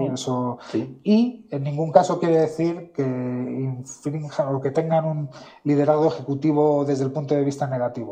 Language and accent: Spanish; central Spain, Spain; yo que soy del centro de España